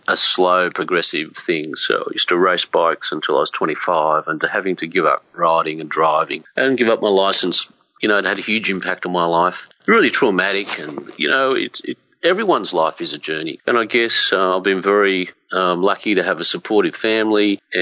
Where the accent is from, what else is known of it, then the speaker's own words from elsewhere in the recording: Blue Mountains, west of Sydney, New South Wales, Australia; I grew up in the Blue Mountains west of Sydney